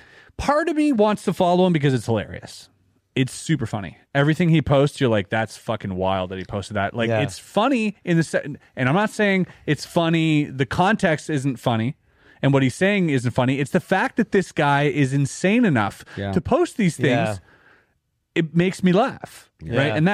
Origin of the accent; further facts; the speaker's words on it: Canada; I'm Canadian, dude.